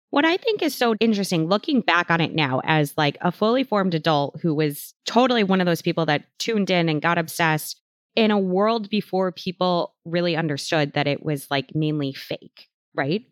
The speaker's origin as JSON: {"language": "English", "town": "Chicago", "region": "Illinois", "country": "United States", "said": "I'm from Chicago"}